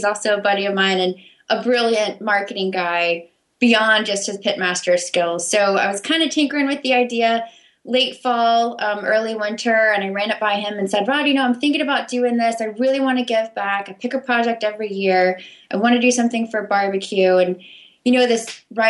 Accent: Memphis, Tennessee, United States; moved away; also born or lived in Missouri / Washington, D.C.; I grew up in Memphis, Tennessee, actually

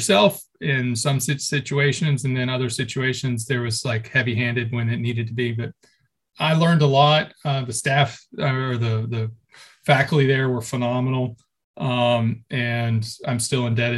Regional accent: Texas, United States; moved away as an adult; also born or lived in Tennessee; I grew up 26 years in Texas.

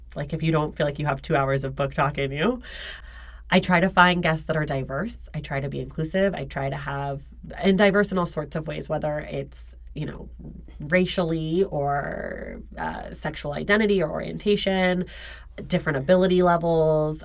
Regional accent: Oakland, California, United States; moved away as an adult; also born or lived in New York; now in Los Angeles, United States; I grew up in Oakland

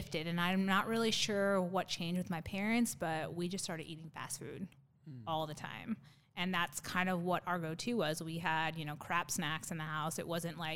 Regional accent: Phoenix, Arizona, United States; also born or lived in Tucson, Arizona; I am actually one of the probably few Arizona natives. So I was born and raised here in Arizona, born in Tucson. Parents moved up to Phoenix, so that's kind of where I did school and, you know, grew up

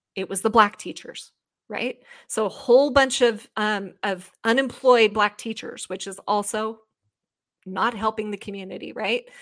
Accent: United States; the thorough history lesson I never received as an American person in my school

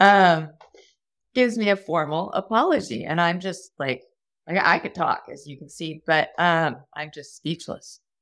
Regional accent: Texas, United States; I grew up in Texas

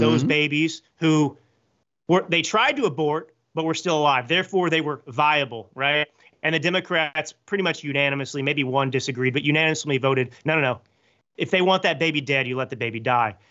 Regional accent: Texas, United States; moved away as an adult; also born or lived in New York City / Milan / Hollywood; I grew up in Texas to conservative parents

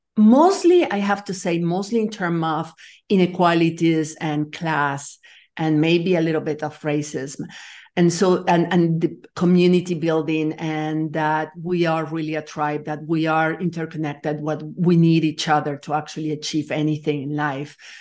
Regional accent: Nicaragua; moved away as an adult; also born or lived in France; I'm from Nicaragua. I'm actually that, have dual citizenship because I was born in France, but I grew up in Latin America

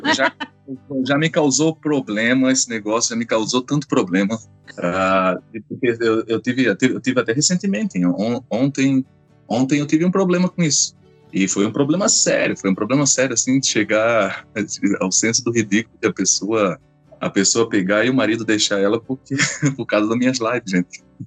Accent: Florianópolis, Santa Catarina, Brazil; sou aqui de Florianópolis

